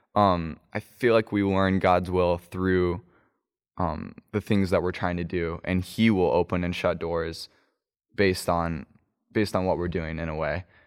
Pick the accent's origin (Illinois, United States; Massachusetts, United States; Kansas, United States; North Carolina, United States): Kansas, United States; Kansas City; also born or lived in Chattanooga; now in Asheville, United States; I grew up in Kansas City, Kansas, and, uh, moved to Asheville and currently live there